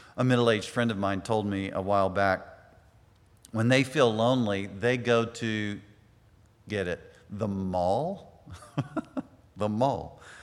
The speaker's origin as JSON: {"language": "English", "country": "United States", "said": "us as Americans"}